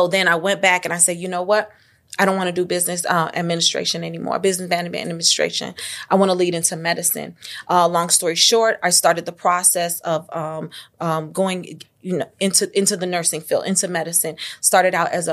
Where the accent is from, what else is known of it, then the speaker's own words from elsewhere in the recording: Chicago, Illinois, United States; also born or lived in Tuscaloosa, Alabama; So originally, I was born on the north side of Chicago, raised on the north side of Chicago, Lakeview